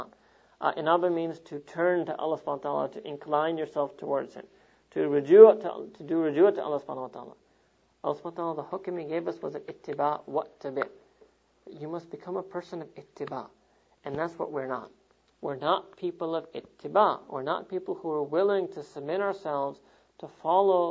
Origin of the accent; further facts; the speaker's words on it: New York, United States; New York, my hometown